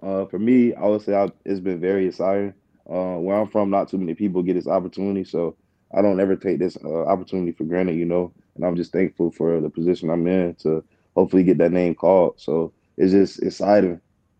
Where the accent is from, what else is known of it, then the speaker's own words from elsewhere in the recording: Florida, United States; I'm from Florida. I gotta have that Kodak.